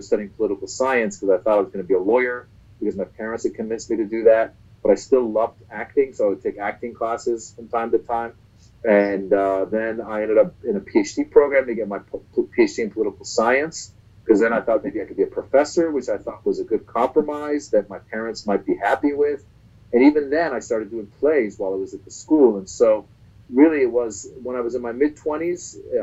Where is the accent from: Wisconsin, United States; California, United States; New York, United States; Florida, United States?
California, United States; Northern; also born or lived in Iran; now in Los Angeles, United States; We left from Iran late 78 and then ended up in Northern California, where I grew up the rest of my life.